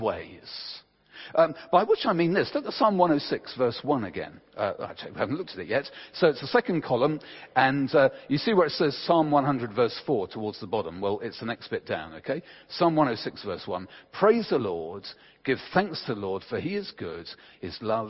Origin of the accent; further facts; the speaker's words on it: England, United Kingdom; we're English